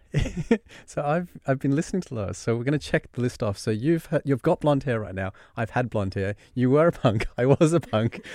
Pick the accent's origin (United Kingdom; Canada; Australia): Australia; accent: Australian; And so I grew up in Australia. You can spot the Australian accent